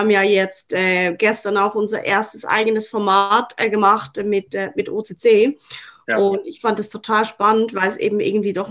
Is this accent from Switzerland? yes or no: yes; Switzerland; die ist fast für mich als Schweizerin ähm, äh, obligatorisch.